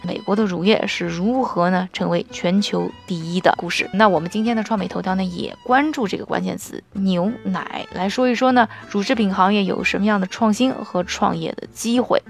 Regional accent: China; 我们亚洲人，特别是我们中国人

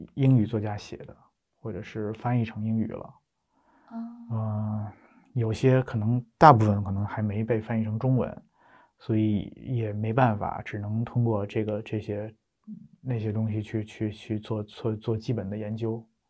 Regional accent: Beijing, China; 从小在北京出生长大，然后上学读书

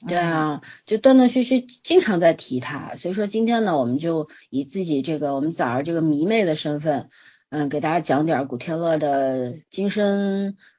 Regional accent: China; 现在我们大陆人其实跟香港人之间其实是不了解的

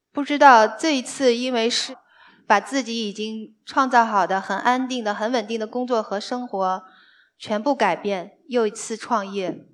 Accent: northern China, China; moved away as an adult; now in Shanghai, China; 我是个北方人

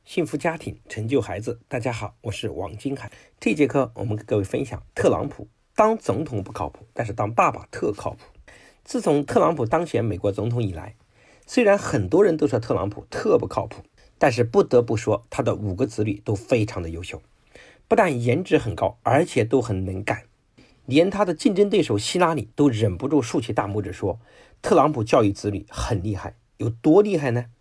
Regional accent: China; 我们中国的父母

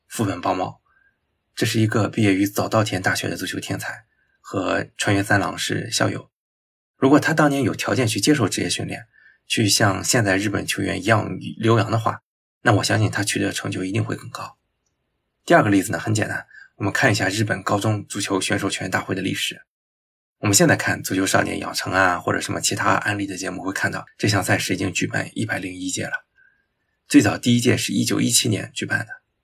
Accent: China; 我们中国人经常习惯的做法是折中

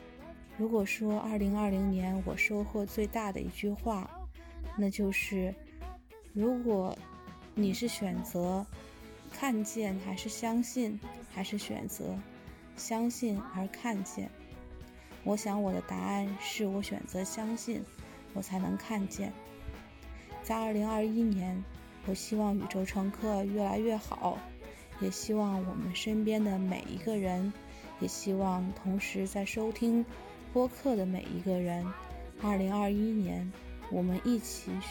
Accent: Guangzhou, Guangdong, China; 我是来自中国广州，从事机场行业的…。

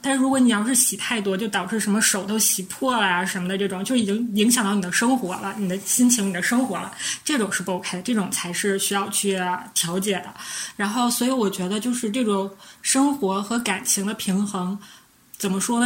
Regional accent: Northeast China, China; 我们是三个来自东北的 ladies

